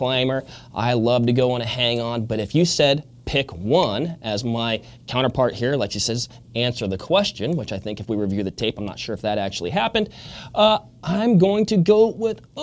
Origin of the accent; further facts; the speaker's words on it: Western Washington, United States; now in Midwest, United States; I grew up in Western Washington